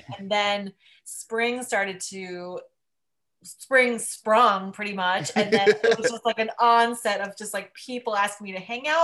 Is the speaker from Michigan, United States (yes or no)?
no; Union, New Jersey, United States; moved away as an adult; now in New York, United States; I grew up in a town called Union, which is maybe 45 minutes outside of the city